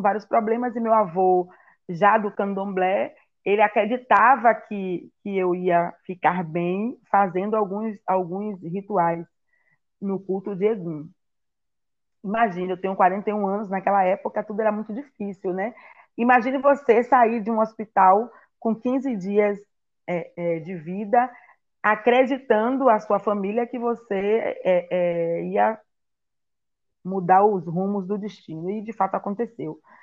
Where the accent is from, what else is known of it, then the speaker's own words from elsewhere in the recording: Salvador, Bahia, Brazil; also born or lived in Itaparica Island; eu nasci aqui em Salvador e fui para a ilha de Taparica, que era que é a terra natal da minha mãe